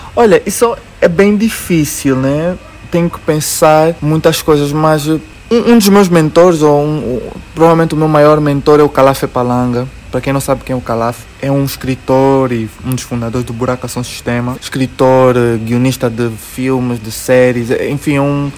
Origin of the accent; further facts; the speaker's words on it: Angola; como angolano, que eu sou muito angolano e tenho muito orgulho de dizer que eu sou angolano